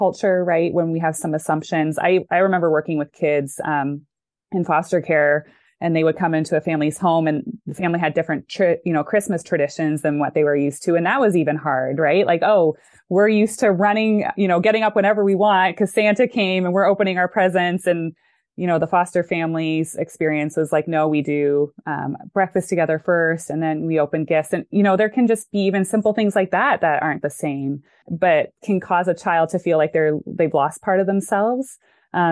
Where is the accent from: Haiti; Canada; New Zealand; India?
Canada; moved away as an adult; also born or lived in Chicago, United States; now in Dallas, United States; I grew up in Canada. I lived there till I was 28. And then I came to the US